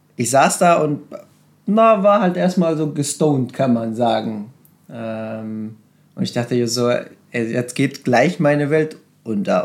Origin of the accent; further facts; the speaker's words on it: Serbia; moved away; ich bin in Serbien aufgewachsen, in einem kleinen Dorf und wir sind sehr arm aufgewachsen